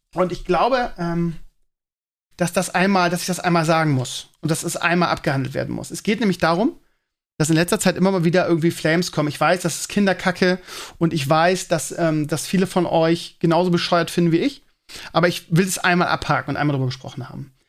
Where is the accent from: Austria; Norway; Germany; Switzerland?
Germany; Bremen; als ich ganz klein war, bin ich ja in Bremen-Walle groß geworden